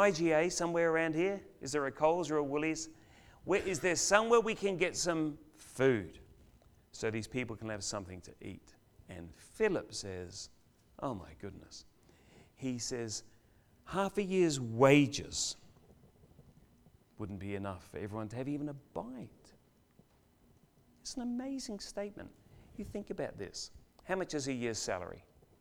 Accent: Adelaide, South Australia, Australia; now in Melbourne, Australia; We're from Adelaide

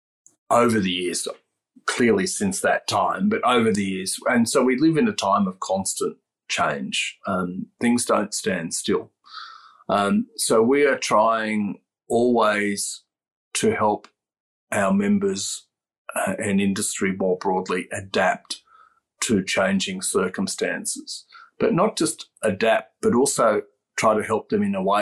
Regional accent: Australia; also born or lived in Aberdeen, Scotland; I was actually born in Scotland and my parents moved to Australia when I was one, so there's no accent there.

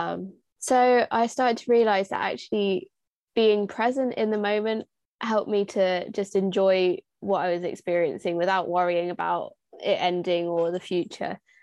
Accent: Little Wymondley, East of England, United Kingdom; I come from Little Wymondley, which is a village

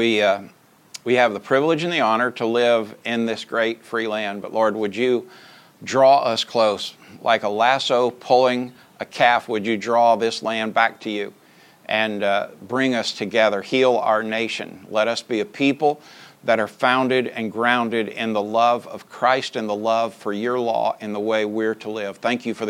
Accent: United States; I'm an American

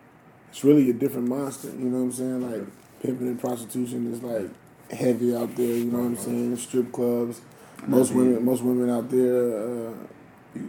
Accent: Las Vegas, Nevada, United States; I'm from Vegas.

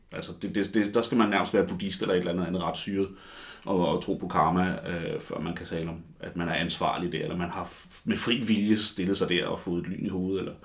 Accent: Copenhagen, Capital Region of Denmark, Denmark; jeg er sådan en rigtig københavner

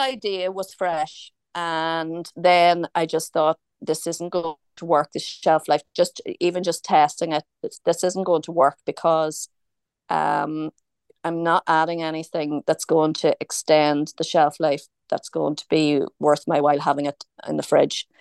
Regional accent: Omagh, Northern Ireland, United Kingdom; accent: Northern Irish; moved away as an adult; also born or lived in Dublin, Ireland / London, England / Crosskeys, County Meath, Ireland; now in County Meath, Ireland; I'm from, I'm from Oma. Um, I'm a Tyrone woman originally.

